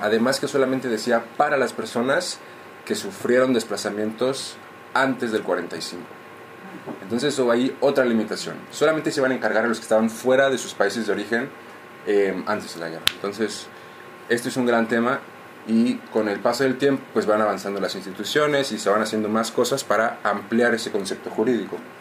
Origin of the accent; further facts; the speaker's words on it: Mexico; moved away; yo vengo de México